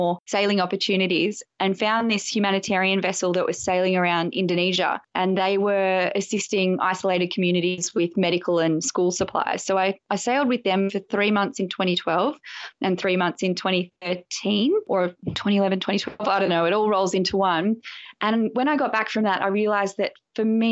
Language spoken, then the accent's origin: English; Australia; as an Australian